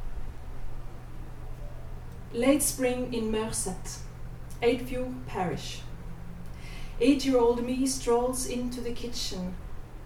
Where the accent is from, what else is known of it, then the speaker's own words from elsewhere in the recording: Hardanger fjord, Vestland, Norway; I grew up in the Hardanger fjord, where many of the best Hardanger fiddlers live